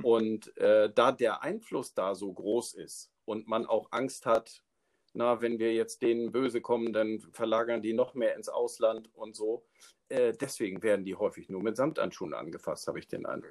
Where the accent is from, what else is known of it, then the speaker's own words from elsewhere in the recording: Schleswig-Holstein, Germany; now in Neustrelitz, Germany; wohnhaft in Neustrelitz, gebürtig aus Schleswig-Holstein